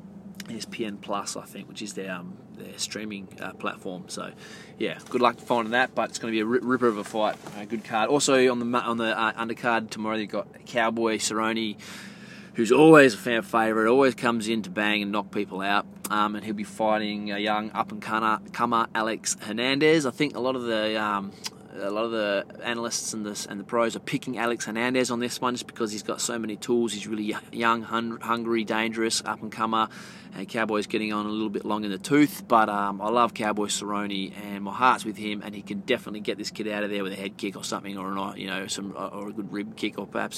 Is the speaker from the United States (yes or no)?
no; Australia; I am Indigenous Australian